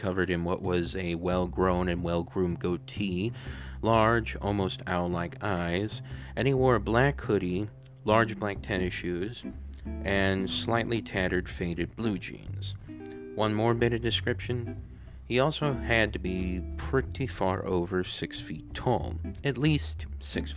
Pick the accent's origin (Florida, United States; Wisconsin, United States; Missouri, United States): Missouri, United States; St. Louis; here in St. Louis, my hometown